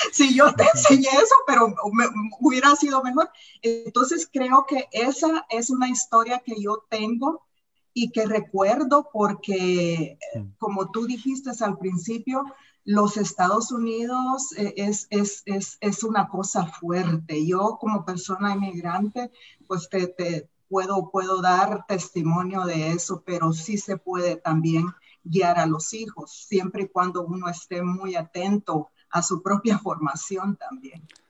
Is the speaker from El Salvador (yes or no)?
yes; El Salvador; moved away as an adult; now in United States; soy salvadoreña, orgullosamente salvadoreña